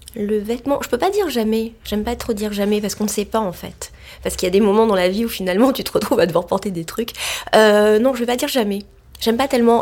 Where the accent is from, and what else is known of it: Marseille, Provence-Alpes-Côte d'Azur, France; born or raised there; moved away; also born or lived in Saint-Germain-des-Prés, Paris